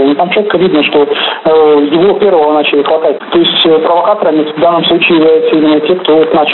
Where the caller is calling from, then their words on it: Rostov-on-Don, Rostov Oblast, Russia; Я звоню из Ростова-на-Дону.